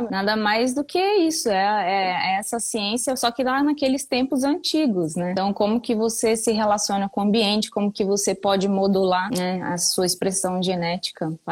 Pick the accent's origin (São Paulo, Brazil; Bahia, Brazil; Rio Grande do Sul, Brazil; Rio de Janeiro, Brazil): Bahia, Brazil; also born or lived in Bauru; Eu sou de, eu nasci em Bauru, veja bem, nunca morei em Bauru. E aí de lá meu, eu, eu nasci, meus pais já moravam na Bahia. Aí voltei para Bahia, fiquei mudando